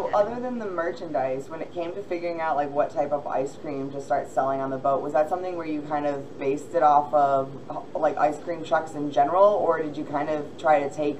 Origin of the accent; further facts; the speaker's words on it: Buffalo, New York, United States; I'm from Buffalo